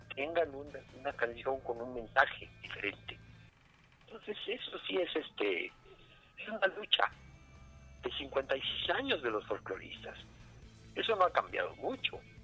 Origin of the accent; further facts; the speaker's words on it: Mexico; todos somos mexicanos